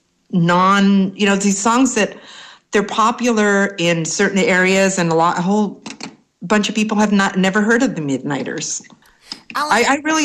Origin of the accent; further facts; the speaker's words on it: Los Angeles, California, United States; I grew up in East L.A.